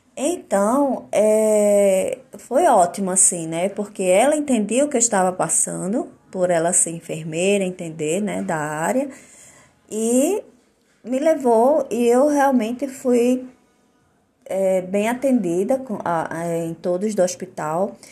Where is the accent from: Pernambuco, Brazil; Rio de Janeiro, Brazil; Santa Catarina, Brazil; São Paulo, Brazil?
Pernambuco, Brazil; Olinda; now in Maceió, Brazil; E moro em Maceió, Alagoas, mas eu sou de Olinda, Pernambuco, minha cidadezinha, minha terra natal.